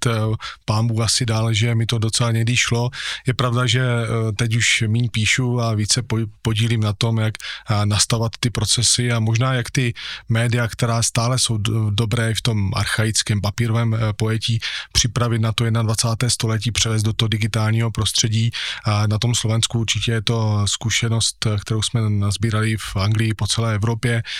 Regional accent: Moravian Slovakia, Czechia; Já jsem ten, který chce zůstat tady u nás eh, na Slovácku

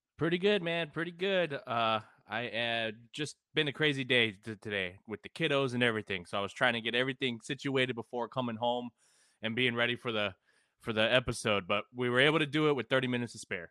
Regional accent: San Antonio, Texas, United States; also born or lived in California; I grew up in San Antonio, but I've gr, I've been kind of all over

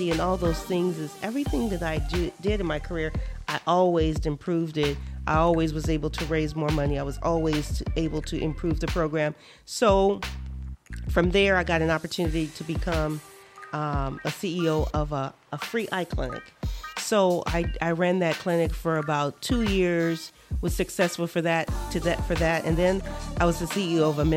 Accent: Los Angeles, California, United States; also born or lived in Naples, Florida; now in Fort Myers, United States; I'm originally from Los Angeles

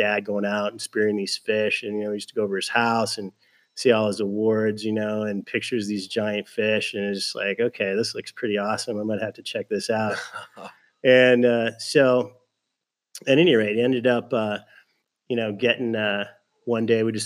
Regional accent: Southern California, United States; also born or lived in Fullerton / Norco; like everybody in Southern California, growing up in Southern California, we used to go to the ocean

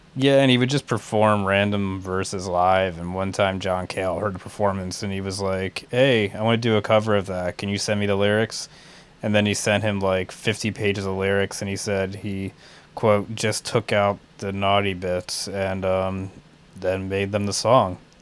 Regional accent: outside of Philadelphia, Pennsylvania, United States; where I grew up outside of Philly.

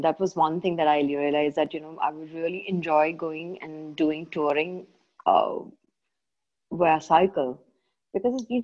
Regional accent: Kerala, India; I'm from Kerala

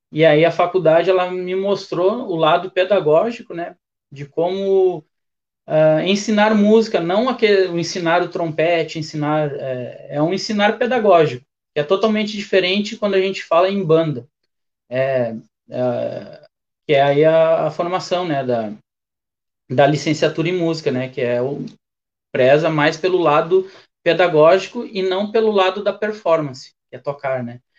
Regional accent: Porto Alegre, Rio Grande do Sul, Brazil; also born or lived in São Gabriel; eu sou natural de, de Porto Alegre, mas eu morei em São Gabriel.

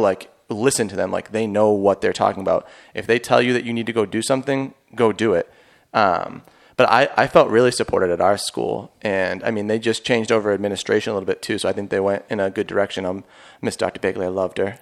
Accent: Boston, Massachusetts, United States; I'm from Boston

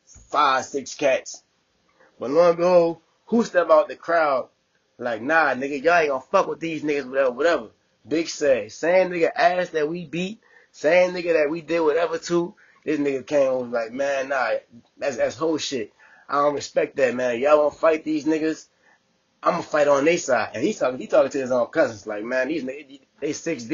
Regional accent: New Orleans, Louisiana, United States; also born or lived in Texas; now in Bay Area, United States; I'm from New Orleans

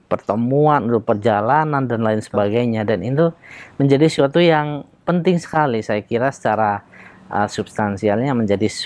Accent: Bone, South Sulawesi, Indonesia; Di kampung saya di uh, Bugis Bone itu masyarakat uh, yang seperti saya ini banyak para pejuang

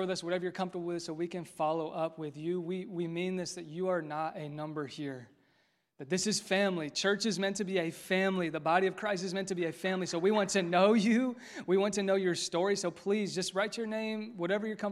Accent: Westfield, Indiana, United States; This is my hometown. I'm from Westfield, born and raised

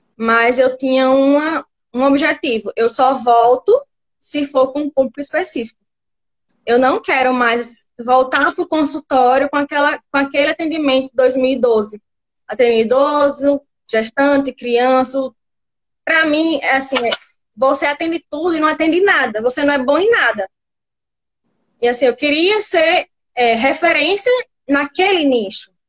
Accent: Natal, Rio Grande do Norte, Brazil; eu sou de Natal

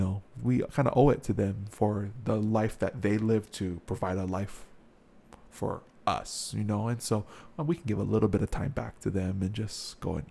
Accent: Hawaii, United States; I'm from Hawaii.

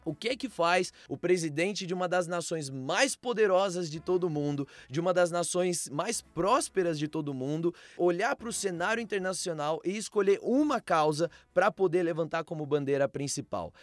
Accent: Brazil; no nosso país

